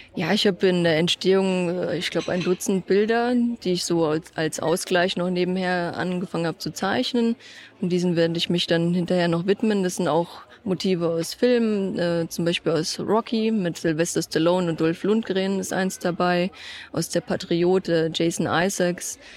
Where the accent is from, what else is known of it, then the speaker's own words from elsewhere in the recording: Eschborn, Hesse, Germany; Alles, was in Eschborn entstanden ist, ist mein Heimatort.